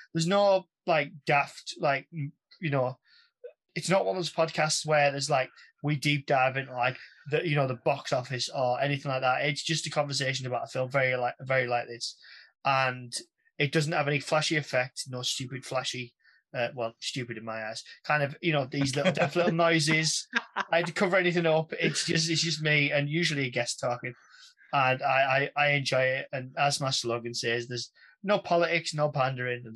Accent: the north of England, United Kingdom; I'm a waffler from Northern England.

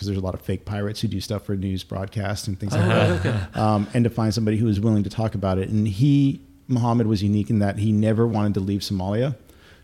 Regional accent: United States; I'm an American citizen

